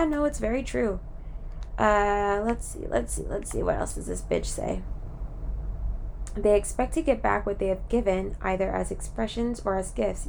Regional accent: California, United States; moved away; also born or lived in Florida; I'm really from California

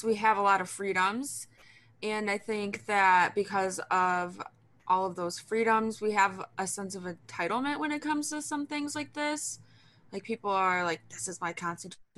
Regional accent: United States

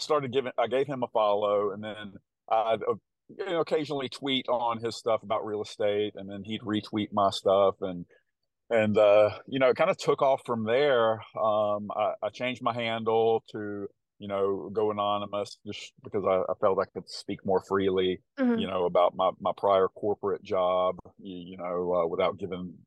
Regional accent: the South, United States; accent: country; my country accent. I sometimes hear my voice in a recording after I talk, and I'm like, oh my gosh, I sound like such a country bumpkin, living in the South.

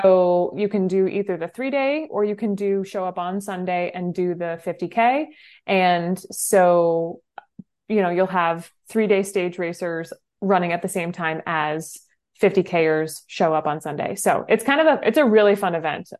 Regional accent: New Hampshire, United States; I grew up in New Hampshire

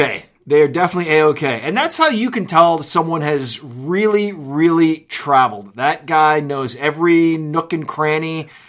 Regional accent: New York City, New York, United States; now in Pennsylvania, United States; I grew up in New York City, but I've been in Pennsylvania most of my life.

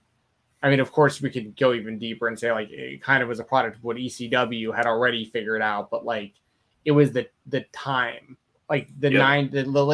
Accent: Atlanta, Georgia, United States; I grew up in Atlanta

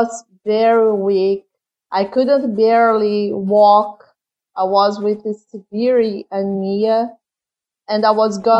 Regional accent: Brazil; English is a second language; Yes, sorry about my funny accent.

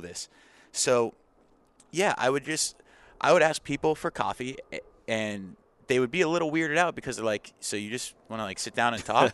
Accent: Arizona, United States; born and raised in Arizona

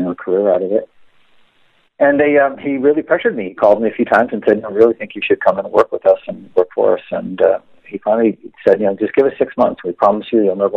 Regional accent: New England, United States; moved away; We grew up in New England

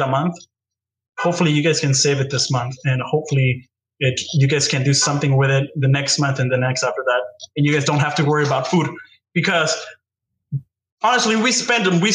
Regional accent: United States; I was born here in the United States.

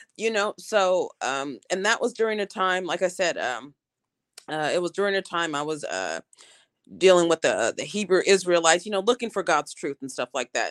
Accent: Portland, Oregon, United States; I'm from Portland, Oregon

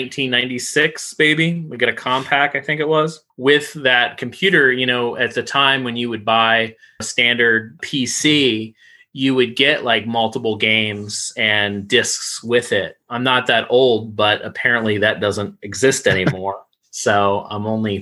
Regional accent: Florida, United States; growing up in Florida, we had a video hut

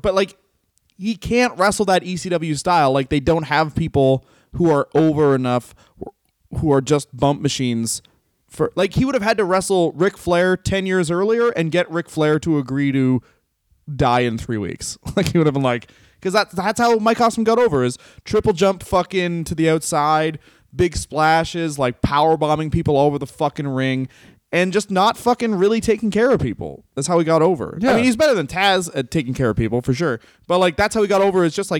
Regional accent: Canada; But yes, I'm from Canada.

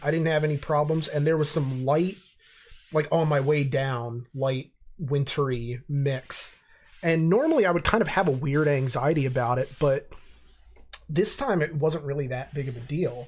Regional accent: Reading, Pennsylvania, United States; I love my hometown, I do, but I'm under no pretensions that it's actually this great place. Um, and, you know, 'cause obviously I grew up there

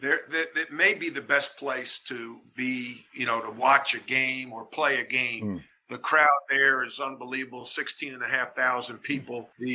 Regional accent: Long Island, New York, United States; moved away as an adult; also born or lived in North Carolina; It was an honor as an Irish Catholic kid growing up on Long Island.

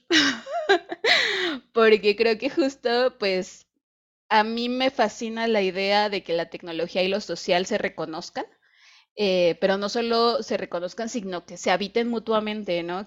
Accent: Querétaro, Mexico; also born or lived in Mexico City; now in Guadalajara, Mexico; yo vivía en Ciudad de México y soy de Querétaro

